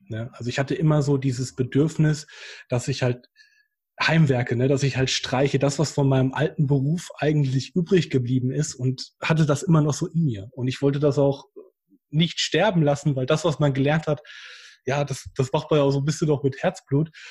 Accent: Hesse, Germany; now in Bad Oeynhausen, Germany; ich komme ja ursprünglich aus Hessen und gar nicht hier aus der Ostwestfalen-Region

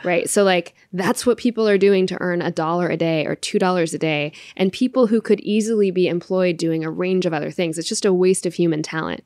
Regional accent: India; I'm Indian

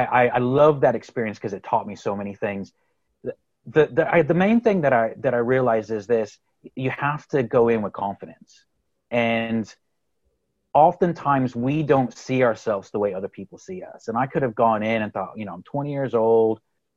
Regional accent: Texas, United States; accent: Texas; now in Galway, Ireland; But I'm originally from Texas, believe it or not. I'd like to think my Texas accent has somewhat gone away. But I grew up in Texas, moved to the Republic of Ireland in Galway on the west coast of Ireland

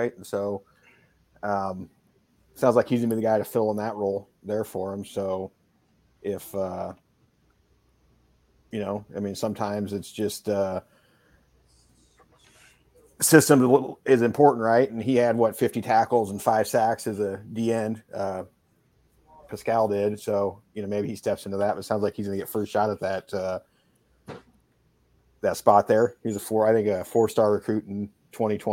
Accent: Missouri, United States; My home state team

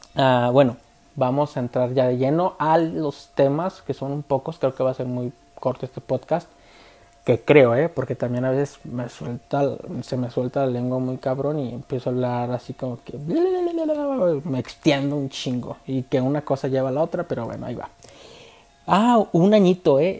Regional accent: Guadalajara, Jalisco, Mexico

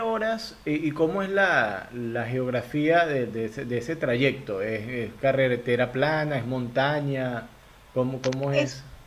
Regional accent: Venezuela; moved away as an adult; now in Guayaquil, Ecuador; yo soy migrante venezolano

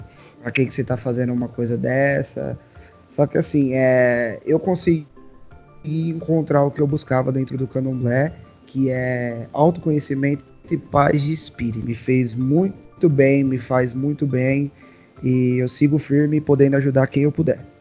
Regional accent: São Paulo, Brazil; Sou de São Paulo, aqui da Zona Leste de São Paulo

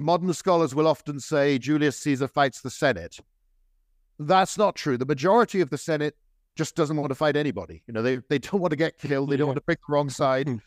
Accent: United Kingdom; I'm British

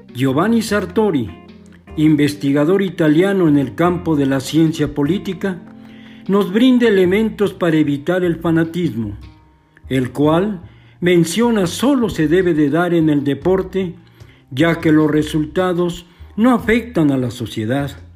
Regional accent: Mexico; Todos somos mexicanos

